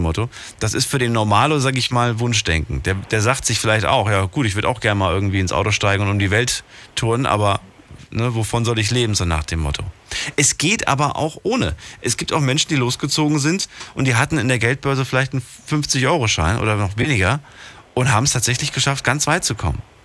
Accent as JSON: {"language": "German", "town": "Frankfurt", "region": "Hesse", "country": "Germany", "said": "ich bin ja eigentlich aus Frankfurt"}